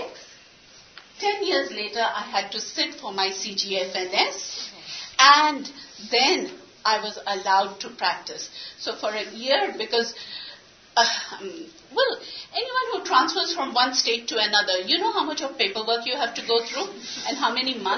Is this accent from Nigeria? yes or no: no; Pakistan; English is a second language; moved away as an adult; now in United States; Urdu, which is our national language